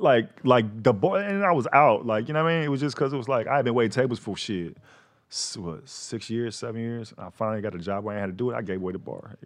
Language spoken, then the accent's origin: English; Fort Worth, Texas, United States; moved away as an adult; also born or lived in Gardena, California; I was raised in Fort Worth, Texas.